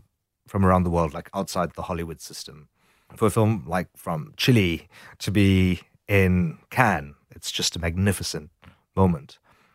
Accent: South Africa; growing up in South Africa, the idea that individuals are formed very much by politics and their history

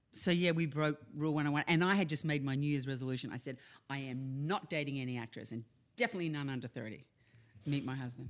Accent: Australia; accent: Australian; moved away

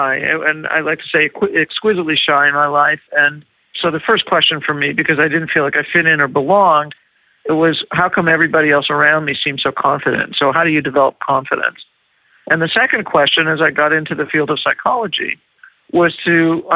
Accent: Los Angeles, California, United States; I'm from Los Angeles, California

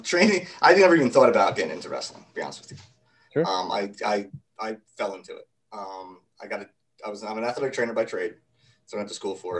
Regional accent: Kingston, New York, United States; a little bit upstate um, from the city, a town called a small city called Kingston, New York

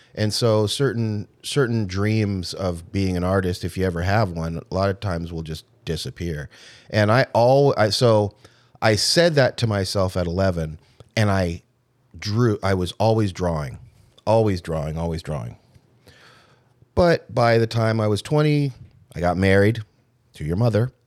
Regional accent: Irvine, California, United States; I was raised in Irvine, California, nice house

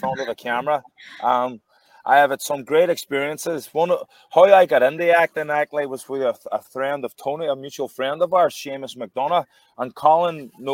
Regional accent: Derry, Northern Ireland, United Kingdom; I was from Derry City, which isn't that far up the road

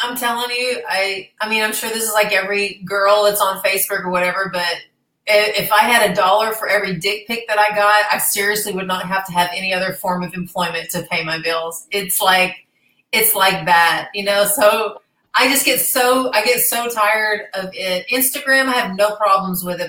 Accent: Arkansas, United States; moved away as an adult; also born or lived in Dallas, Texas

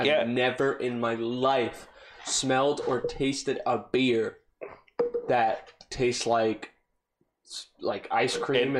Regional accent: New York, United States; now in Florida, United States; I'm being from New York, I would shit on Florida from time to time living here

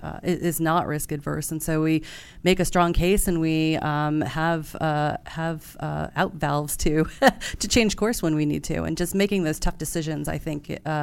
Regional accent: Hudson Valley, New York, United States; also born or lived in Tokyo, Japan; I grew up in Hudson Valley, New York.

